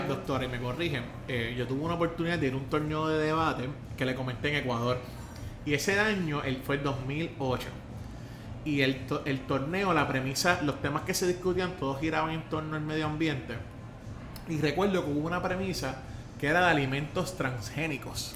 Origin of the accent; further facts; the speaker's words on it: Puerto Rico; Yo la bandera puertorriqueña, y yo me siento orgulloso